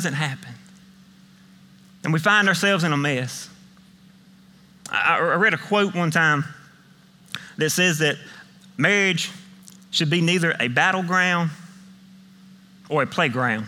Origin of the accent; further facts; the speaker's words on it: Millen, Georgia, United States; accent: country; I'm from Millen. I grew up in Millen, went to high school in Millen. So if you can't understand some of my country dialect